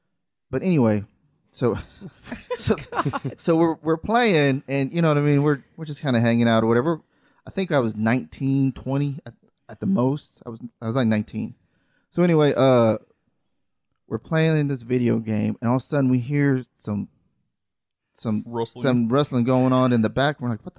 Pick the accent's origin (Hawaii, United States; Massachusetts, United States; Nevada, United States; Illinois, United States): Hawaii, United States; I grew up in Hawaii.